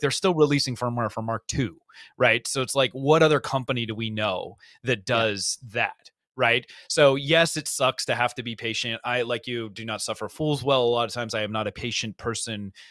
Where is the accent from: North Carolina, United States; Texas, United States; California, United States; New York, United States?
California, United States; Cupertino; I grew up in Cupertino